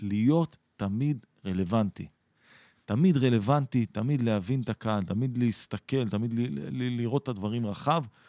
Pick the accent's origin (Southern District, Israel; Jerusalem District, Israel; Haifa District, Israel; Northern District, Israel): Haifa District, Israel; Atlit; גדלתי באתלית, שזה קרוב לחיפה